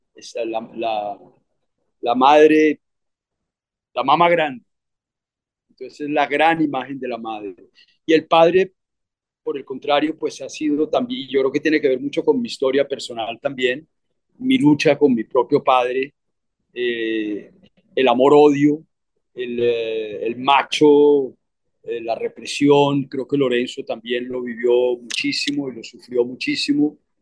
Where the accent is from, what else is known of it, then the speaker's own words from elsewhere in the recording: Bogotá, Colombia; also born or lived in Cartagena / New York; en el Colegio San Carlos de Bogotá, con curas y monjas gringos del Midwest